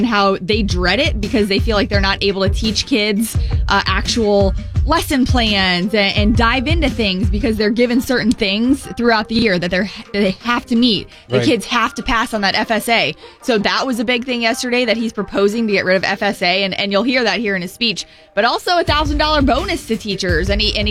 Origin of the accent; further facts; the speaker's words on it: Florida, United States; I grew up in Florida